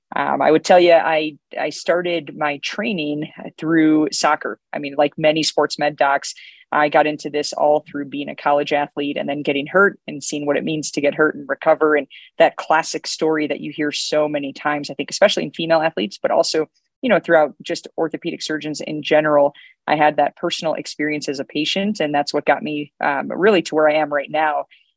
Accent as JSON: {"language": "English", "region": "Illinois", "country": "United States", "tie": "born or raised there", "moved": "as an adult", "lives_now": "Colorado, United States", "said": "Born and bred in Illinois and was there for 32 years before coming out to Colorado."}